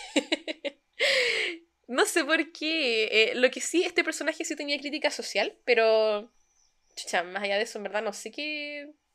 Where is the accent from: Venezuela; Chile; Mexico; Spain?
Chile; moved away as an adult; now in Germany; como chilenos